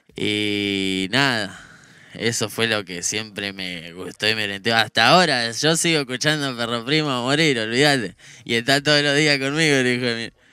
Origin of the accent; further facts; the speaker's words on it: General Rodríguez, Buenos Aires Province, Argentina; Ese era yo andando por General Rodríguez, por todo lado